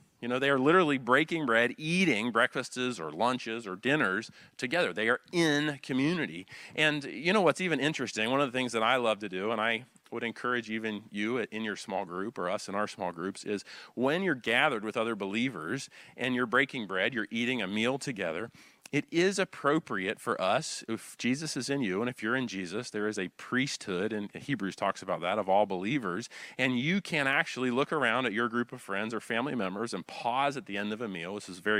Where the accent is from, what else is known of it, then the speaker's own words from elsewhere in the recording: Wilmington, North Carolina, United States; You know, I grew up here in the Wilmington area surfing and skateboarding, and so we would always say, awesome, dude.